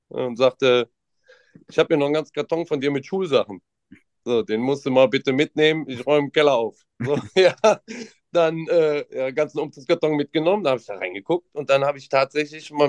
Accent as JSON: {"language": "German", "town": "Mönchengladbach", "region": "North Rhine-Westphalia", "country": "Germany", "said": "ich komme aus Mönchengladbach tatsächlich."}